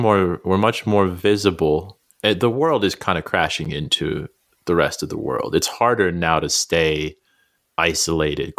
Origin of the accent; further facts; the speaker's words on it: Albuquerque, New Mexico, United States; moved away; I grew up in the South Valley of Albuquerque